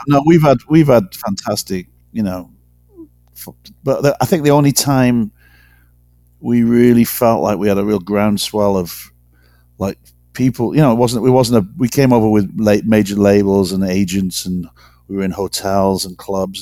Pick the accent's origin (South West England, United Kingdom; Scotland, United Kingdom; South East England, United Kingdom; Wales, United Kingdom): Wales, United Kingdom; moved away; I'm not it's not a racial thing being Welsh, but it's definitely a cultural thing. I mean, I've got loads of loads of mates back in in Wales